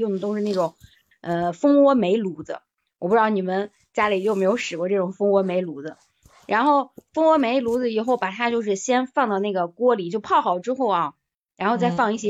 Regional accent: Shaanxi, China; 我们是陕西这边的嘛

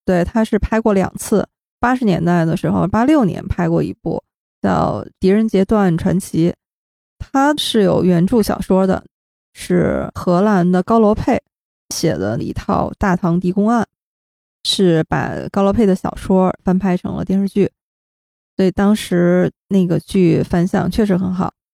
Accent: Shenyang, Liaoning, China; 我们都是沈阳人啊，都是沈阳老乡

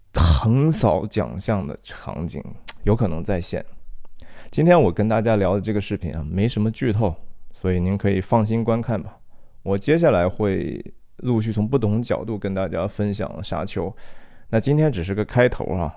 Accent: China; now in San Francisco Bay Area, United States; 我们中国人

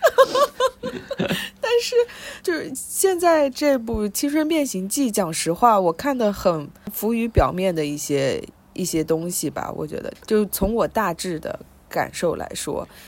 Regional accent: China; moved away as an adult; 我是从中国来的

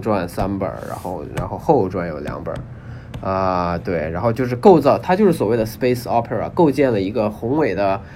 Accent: China; 我们中国人大部分都是无神论者

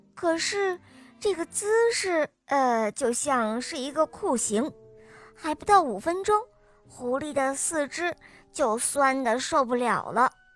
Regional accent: Henan, China; 今年五岁了，我来自河南

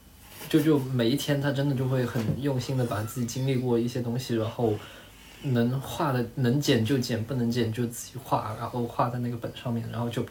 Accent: Zhanjiang, Guangdong, China; 我就要讲我们老家就是中国舞狮看的是广东，然后广东舞狮里面不能忽视的一股力量就是我们湛江，好吗？真的，我们湛江有一条村，那条村就是以舞狮闻名的

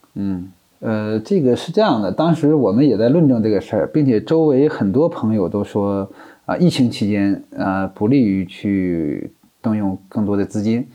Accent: Hulunbuir, Inner Mongolia, China; moved away as an adult; also born or lived in Nalati, Xinjiang; now in Hainan, China; 我从小出生在内蒙

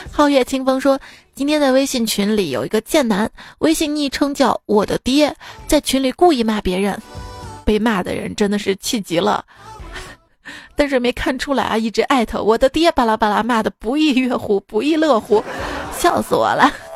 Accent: Shaanxi, China; 我们陕西人， 就是特别能蹲

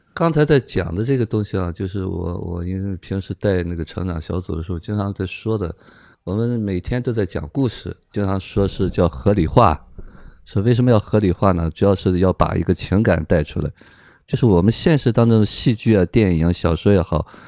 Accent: China; 我们中国人

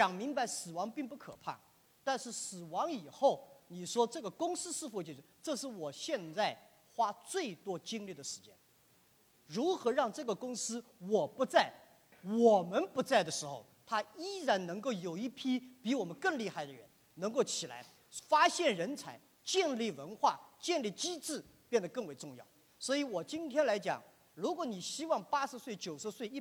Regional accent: China; 但是我是一个中国人，我对儒释道，我从儒释道思想里面学到了很多这些创新。

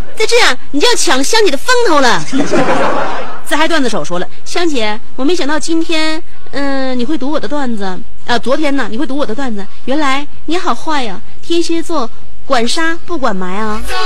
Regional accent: Shenyang, Liaoning, China; accent: Shenyang dialect; 用我们沈阳话就是得劲儿的意思

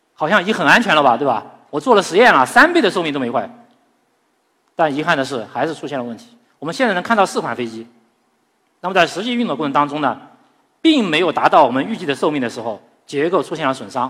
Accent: China; 对于我们中国人来讲，其实呢，在古代的时候就有飞天的梦想

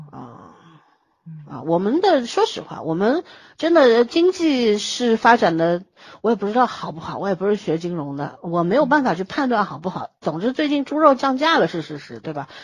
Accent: China; 我们中国人

